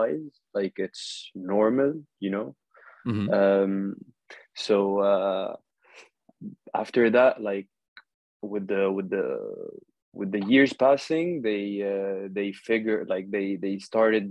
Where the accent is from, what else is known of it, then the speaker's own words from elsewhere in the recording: Saudi Arabia; moved away as an adult; also born or lived in Lebanon (ancestry); now in Paris, France; I'm originally Lebanese, born and raised in Saudi Arabia, KSA.